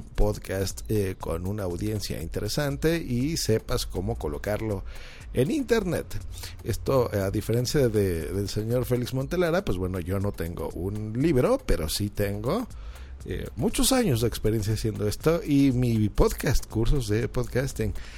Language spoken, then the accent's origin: Spanish; Mexico City, Mexico; yo soy un podcaster mexicano de la Ciudad de México